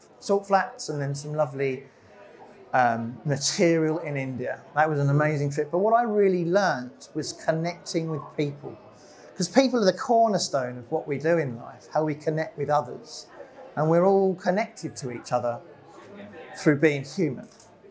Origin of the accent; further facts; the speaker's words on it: Epsom, South East England, United Kingdom; also born or lived in Plymouth; I was born in Epsom Hospital, just down the road. I went to a local school called Glynn.